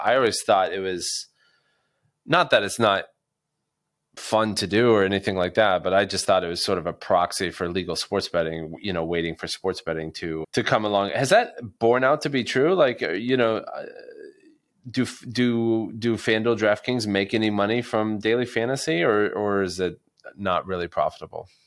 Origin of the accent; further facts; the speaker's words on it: United States; as an American